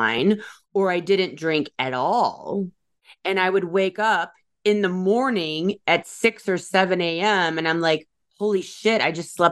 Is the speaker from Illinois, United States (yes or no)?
yes; Chicago, Illinois, United States; also born or lived in Michigan; my hometown here in the Chicagoland area